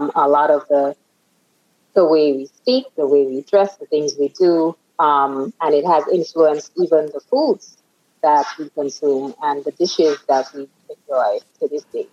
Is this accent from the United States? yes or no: no; Grenada; I was born and reared in the Caribbean, on the Caribbean island of Grenada